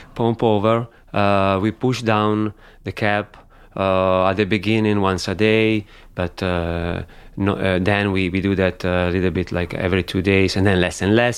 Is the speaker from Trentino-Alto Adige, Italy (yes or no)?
no; Barbaresco, Piedmont, Italy; also born or lived in Alba; I grew up in Barbaresco. I lived in Barbaresco